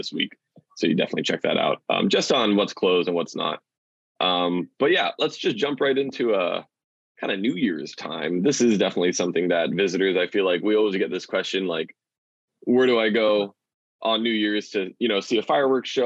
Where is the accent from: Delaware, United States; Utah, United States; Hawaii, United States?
Hawaii, United States; Wailua; growing up in Wailua, you know, it's a very local community